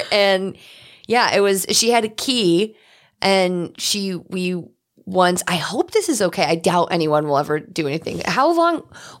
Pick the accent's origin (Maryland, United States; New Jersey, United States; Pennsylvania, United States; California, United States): Pennsylvania, United States; Wyoming Valley; moved away; the Cross Valley, which is the freeway equivalent in my hometown.